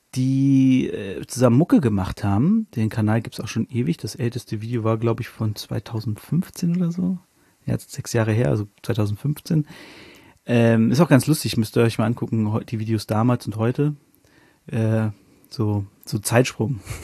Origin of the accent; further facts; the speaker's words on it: Northern Germany, Germany; now in Hanover, Germany; als Norddeutscher